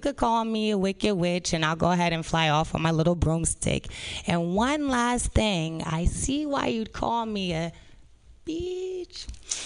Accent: San Francisco, California, United States; I was born and raised in San Francisco

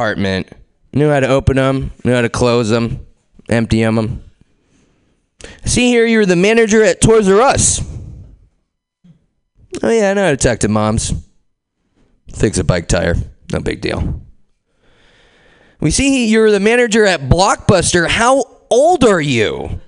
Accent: Pleasanton, California, United States; I'm from Pleasanton

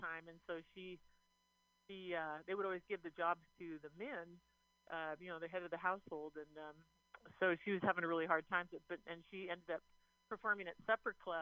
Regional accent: Eastern Washington, United States; we're from Eastern Washington

